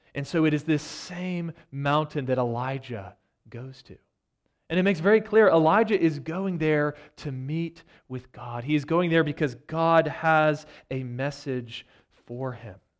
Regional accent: United States; as American Christians who have enjoyed so much prosperity

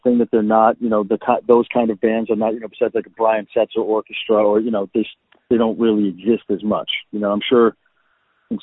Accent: New York City, New York, United States; also born or lived in New Hampshire / Boston / California; now in Nashville, United States; I'm originally from Brooklyn, New York.

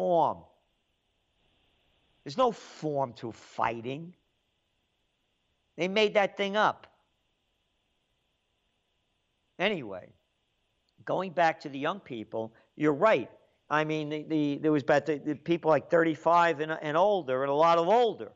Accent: New York City, New York, United States; also born or lived in Yonkers; I grew up in the Bronx. Then we moved to Yonkers later on.

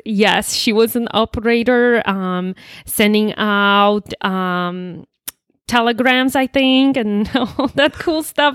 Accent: Poland; English is a second language; moved away as an adult; also born or lived in East Texas; now in United States; I was born and raised in Poland. Um, born and raised in Poland, and first twenty-one years of my life I spent in Poland. Then, as a twenty-one-year-old, I moved to United States

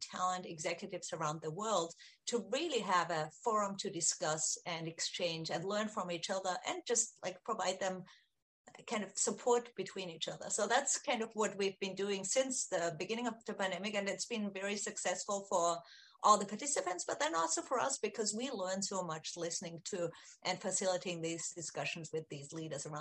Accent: Austria; moved away; I'm from Austria originally

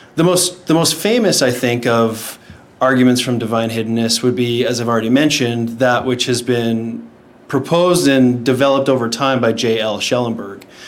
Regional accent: Shaunavon, Saskatchewan, Canada; moved away as an adult; now in Texas, United States; I'm originally from Saskatchewan, Canada. It's a little small town called Shaunavon.

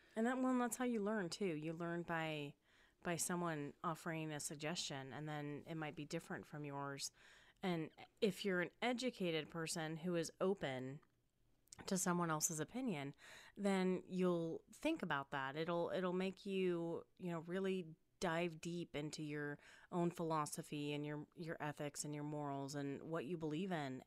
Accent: Spokane, Washington, United States; moved away as an adult; also born or lived in California / Wichita, Kansas; now in Las Vegas, United States; moved to Spokane, Washington, where I was raised, um, and grew up

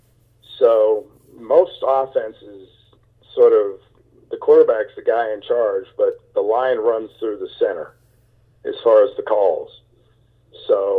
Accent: Southern California, United States; also born or lived in New York; although I was born in New York, I had lived my entire life in Southern California

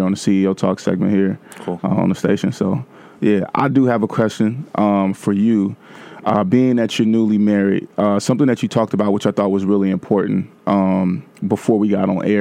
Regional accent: Vallejo, California, United States; moved away as an adult; also born or lived in Atlanta; now in New York, United States; I'm from Vallejo

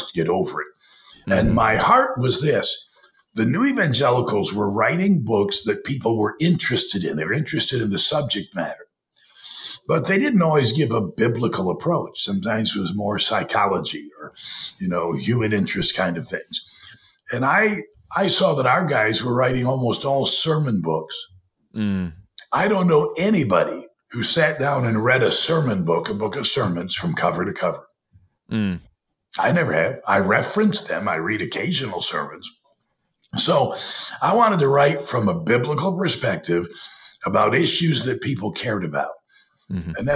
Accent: Perry, Michigan, United States; my earliest memories are my dad being a pastor in Perry, Michigan, a little town of 1,200 outside of Lansing.

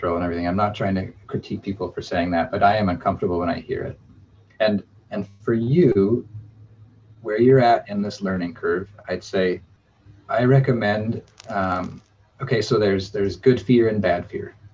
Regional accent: Alaska, United States; growing up in Alaska

